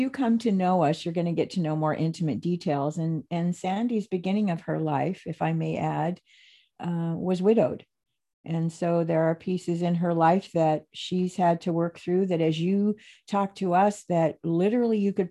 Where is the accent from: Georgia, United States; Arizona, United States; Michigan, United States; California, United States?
Arizona, United States; Phoenix; I was really blessed when I first moved to the Pacific Northwest because I was from Phoenix, Arizona um, San Diego, Las Vegas.